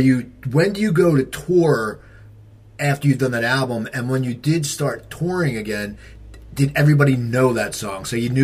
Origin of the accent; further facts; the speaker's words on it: near Philadelphia, Pennsylvania, United States; I grew up near Philadelphia, where I'm living now